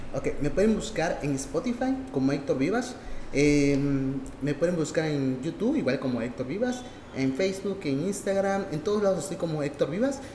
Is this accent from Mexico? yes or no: yes; Mexico; nosotros como mexicanos